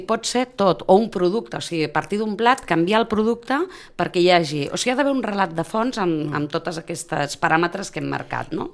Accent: Sitges, Catalonia, Spain; jo soc sitgetana i soc del Prado de sempre

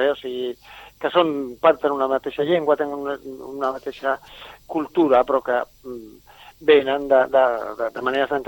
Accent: Catalonia, Spain; i en realitat som catalans i fixeu-vos que en un país tan petit

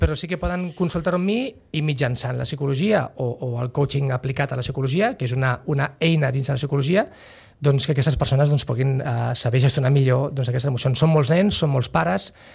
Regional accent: Sitges, Catalonia, Spain; born or raised there; moved away as an adult; also born or lived in San Sebastián, Basque Country

